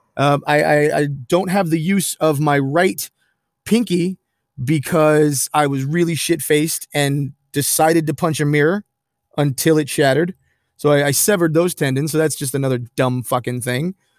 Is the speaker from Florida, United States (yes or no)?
yes; Pine Hills, Florida, United States; I'm from Pine Hills and I've got Geneva family members. I got swamp people in my blood